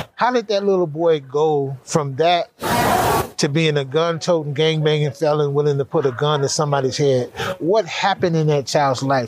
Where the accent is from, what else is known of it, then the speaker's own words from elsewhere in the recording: California, United States; I grew up in California, gang banging in that whole world